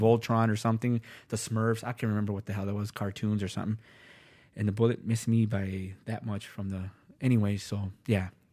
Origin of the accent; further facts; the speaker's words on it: Los Angeles, California, United States; also born or lived in Van Nuys, Los Angeles; now in Minnesota, United States; I grew up in Los Angeles, West L